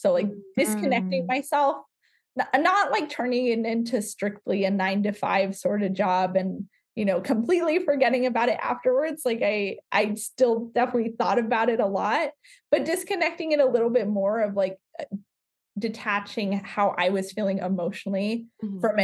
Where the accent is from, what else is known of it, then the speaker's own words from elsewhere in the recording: Southern California, United States; Growing up in Southern California